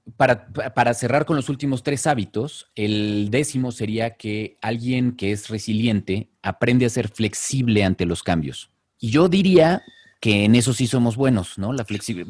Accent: Mexico; nuestro país y a la forma en la que somos los mexicanos

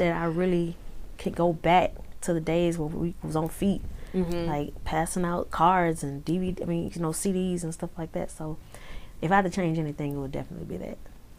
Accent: Houston, Texas, United States; I'm from Houston.

